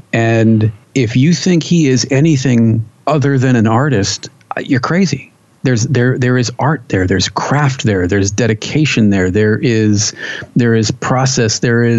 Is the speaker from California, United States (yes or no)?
yes; California, United States; there we grew up with as a Californian, you'll know that there were.